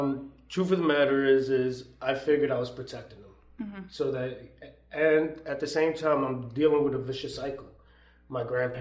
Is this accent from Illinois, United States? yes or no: no; New York City, New York, United States; also born or lived in Virginia; growing up in the Lower East Side, all you hear is gunshots.